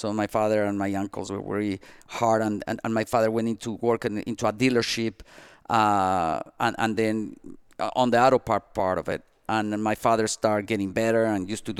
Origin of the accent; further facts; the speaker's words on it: Mexico; also born or lived in Asturias, Spain (ancestry); now in Miami, United States; we were born in Mexico.